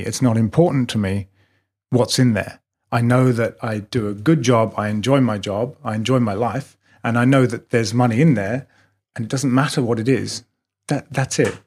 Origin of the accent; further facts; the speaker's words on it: England, United Kingdom; moved away as an adult; now in Melbourne, Australia; I'm British